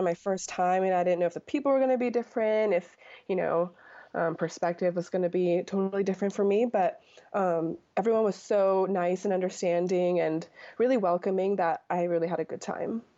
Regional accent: Anchorage, Alaska, United States; I was from Anchorage, Alaska

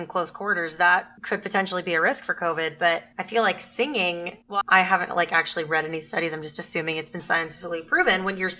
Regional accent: South Texas, United States; moved away as an adult; I grew up in South Texas. And I mean, the predominant religion there is Catholicism.

